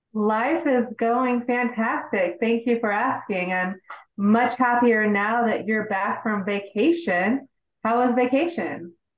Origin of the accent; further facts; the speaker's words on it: Indiana, United States; Indiana, which is my home state